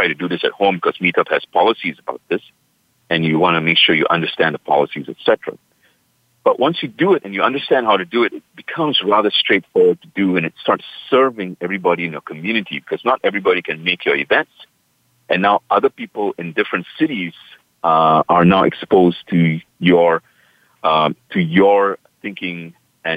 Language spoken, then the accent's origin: English; Singapore; now in United States; In my hometown, Singapore, where I was born and raised.